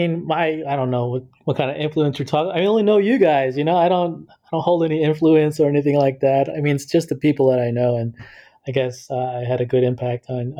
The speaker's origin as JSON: {"language": "English", "town": "New York City", "region": "New York", "country": "United States", "tie": "born or raised there", "also_born_or_lived": "Manhattan / Brooklyn", "said": "born and raised in Queens, one of the boroughs here in New York City. So yeah, grew up in Queens."}